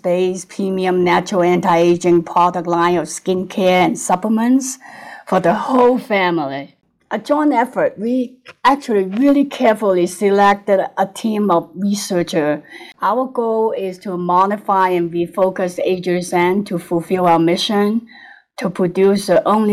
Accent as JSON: {"language": "English", "country": "Hong Kong", "tie": "born or raised there", "also_born_or_lived": "United States", "moved": "as an adult", "lives_now": "Lake Tahoe, United States", "said": "I was born in Hong Kong. Then I came to the US and became a citizen in my 20s."}